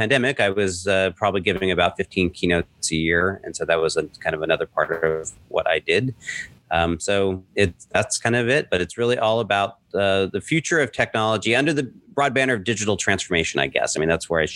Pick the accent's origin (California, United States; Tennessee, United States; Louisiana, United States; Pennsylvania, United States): California, United States; Southern; moved away as an adult; also born or lived in Lake Tahoe; now in New York City, United States; born and raised in Southern California